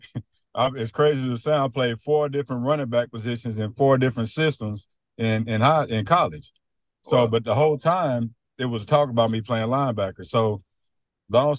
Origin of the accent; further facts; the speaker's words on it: Kansas City, Missouri, United States; I'm from the Kansas City area. So when I came out of high school, Mizzou didn't really know what they wanted to do with me